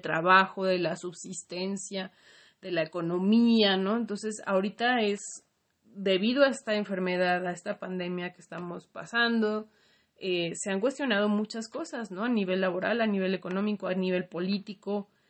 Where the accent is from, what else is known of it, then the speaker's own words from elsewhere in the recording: Mexico; como mexicanos y como latinoamericanos